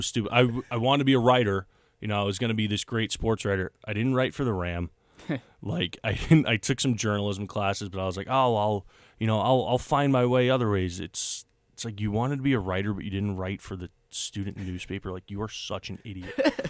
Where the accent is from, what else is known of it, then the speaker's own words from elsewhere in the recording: Elmont, New York, United States; I grew up in Elmont, New York, which is the first town into Nassau from Queens